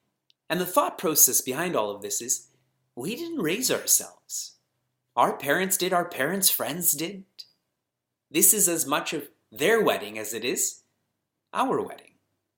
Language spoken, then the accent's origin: English; Canada; And I know him, and I was born and raised in Canada, so I know the culture also.